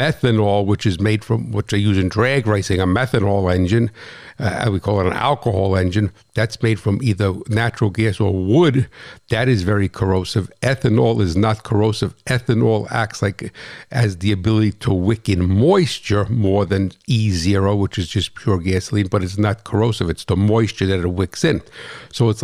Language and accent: English; New Jersey, United States; I'm from New Jersey